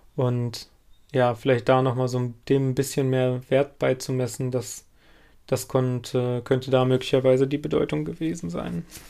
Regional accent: Lüdenscheid, North Rhine-Westphalia, Germany; moved away; in meiner alten Heimatstadt, also in Lüdenscheid

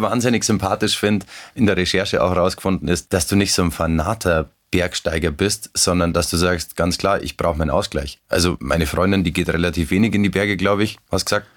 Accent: Werdenfelser Land, Bavaria, Germany; ich bin auch im Werdenfelser Land aufgewachsen

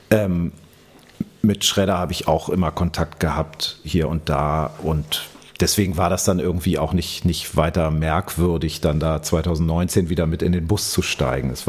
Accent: Hanover, Lower Saxony, Germany; now in Berlin, Germany; ich komme aus, komm aus Hannover ursprünglich.

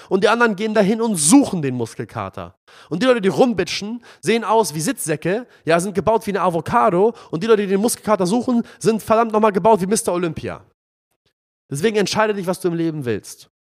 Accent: Palestine; now in Hamburg, Germany; mein Heimatland, Palästina

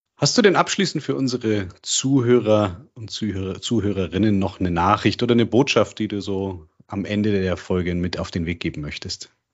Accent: Germany; bei uns in Deutschland

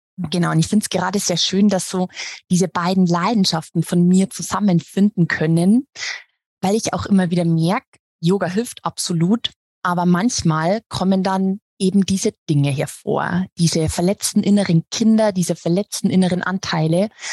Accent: Regensburg, Bavaria, Germany; ich bin aus Regensburg, aus Bayern

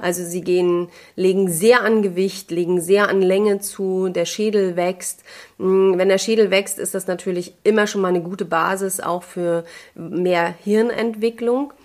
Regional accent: Mecklenburg-Vorpommern, Germany; bei uns in MV

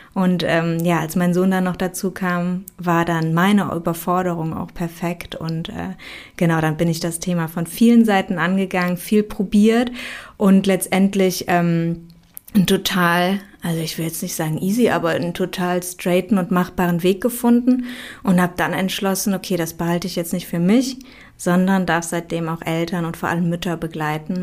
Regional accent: Aachen, North Rhine-Westphalia, Germany; ich komme aus Aachen

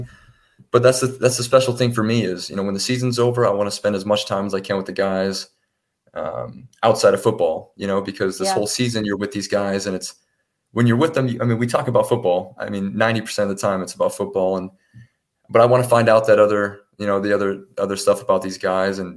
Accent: United States; moved away; myself and Reese, the American imports on offense

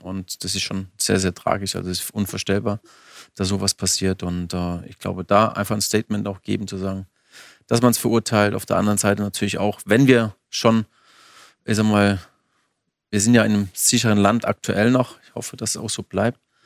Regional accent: Bammental, Baden-Württemberg, Germany; ich engagiere mich auch sehr für meinen Heimatort

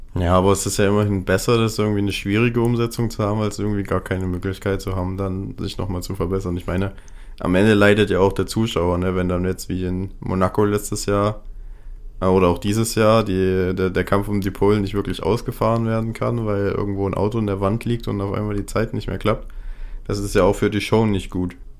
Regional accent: Germany; wir als Deutsche

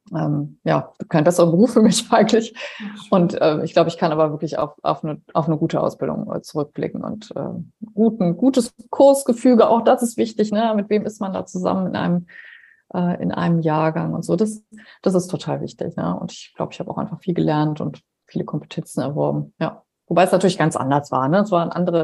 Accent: Heinsberg district, North Rhine-Westphalia, Germany; moved away; Meine Eltern leben im Kreis Heinsberg

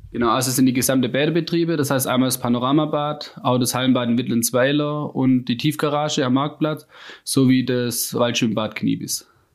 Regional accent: Rems-Murr district, Baden-Württemberg, Germany; moved away as an adult; now in Freudenstadt, Germany; ich komme ähm, ursprünglich aus dem Rems-Murr-Kreis

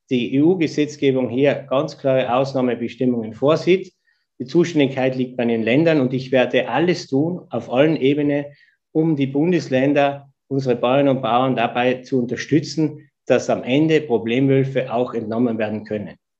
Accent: East Tyrol, Austria; moved away as an adult; now in Vienna, Austria; Ich bin in Tirol geboren, ich bin in Tirol aufgewachsen, dort ist meine Familie

